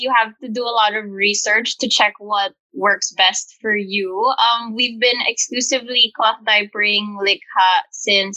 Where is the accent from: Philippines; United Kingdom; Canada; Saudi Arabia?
Philippines; Manila, Metro Manila; Our small family of three is born and raised in Manila in the Philippines